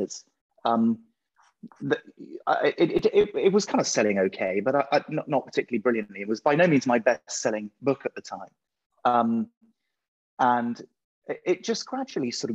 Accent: England, United Kingdom; I'm English. I'm a picture book author.

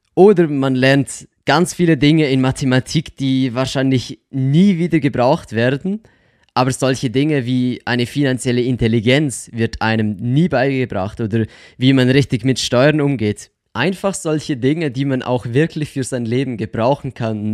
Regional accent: Switzerland; accent: Swiss; first language Swiss German; komme aus der Schweiz, wie man wahrscheinlich auch unschwer an meinem komischen Akzent hören kann

